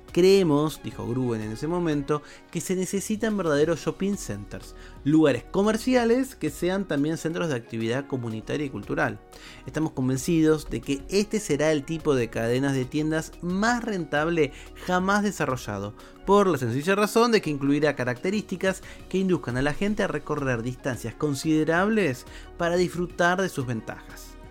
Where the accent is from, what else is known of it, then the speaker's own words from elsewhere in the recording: Buenos Aires metropolitan area, Argentina; Para los que somos eh, de Argentina, o por lo menos de la región metropolitana